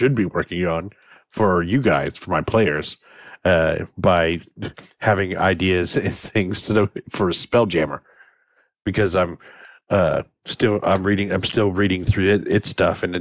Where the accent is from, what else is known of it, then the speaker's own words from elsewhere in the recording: Indiana, United States; moved away; I grew up like in Indiana